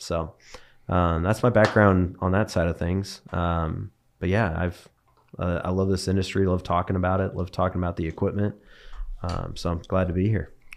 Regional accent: Bakersfield, California, United States; moved away as an adult; also born or lived in Bay Area, California; now in Dallas, United States; grew up in Bakersfield, California. Born and raised there

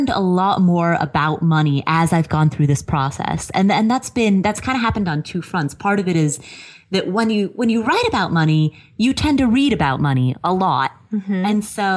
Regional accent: Cincinnati, Ohio, United States; moved away as an adult; also born or lived in Kathmandu, Nepal / Colorado / Atlanta; now in Las Vegas, United States; I grew up in Ohio, Cincinnati, Ohio

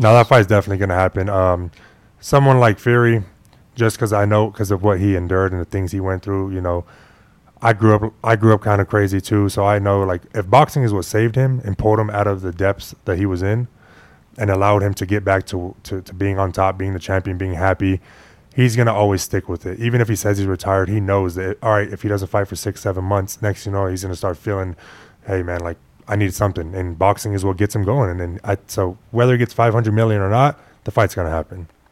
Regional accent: Phoenix, Arizona, United States; first language Spanish; English is a second language; moved away as an adult; also born or lived in Des Moines, Iowa; now in Las Vegas, United States; I was born in Iowa. I left when I was like six, seven months, and then I, I grew up in Phoenix

